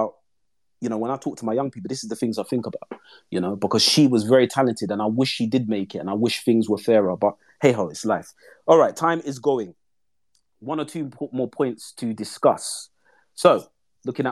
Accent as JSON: {"language": "English", "region": "London", "country": "United Kingdom", "said": "I'm from East London"}